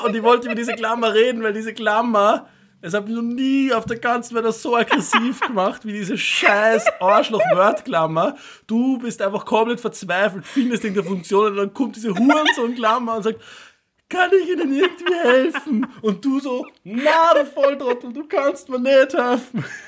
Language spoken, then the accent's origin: German; Upper Austria, Austria; now in Vienna, Austria; ich bin aus Oberösterreich ursprünglich